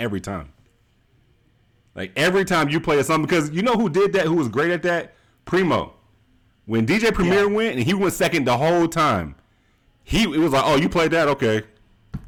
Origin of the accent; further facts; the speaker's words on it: Georgia, United States; I'm from Georgia